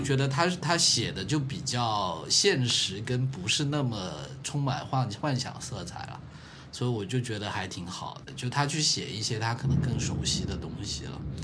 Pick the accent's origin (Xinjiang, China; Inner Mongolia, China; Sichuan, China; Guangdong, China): Guangdong, China; 童年在，童年在潮汕地区的那种生活